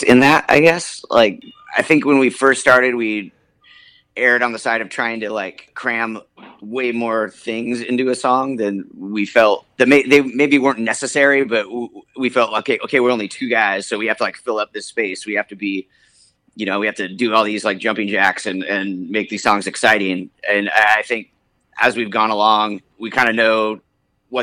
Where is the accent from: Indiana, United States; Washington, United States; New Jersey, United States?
Washington, United States; Bellingham; born or raised there; also born or lived in Mount Vernon, Washington / Seattle, Washington